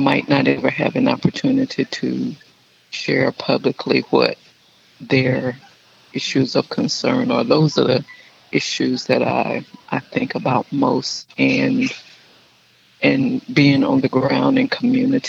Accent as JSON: {"language": "English", "town": "Gainesville", "region": "Georgia", "country": "United States", "tie": "born or raised there", "also_born_or_lived": "Charleston, South Carolina / Sandersville, Georgia", "said": "I'm born and raised in Gainesville, Georgia"}